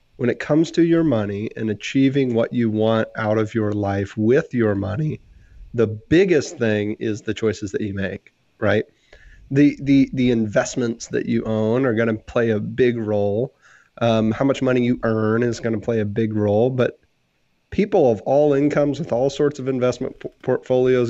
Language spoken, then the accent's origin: English; Texas, United States; I'm from Texas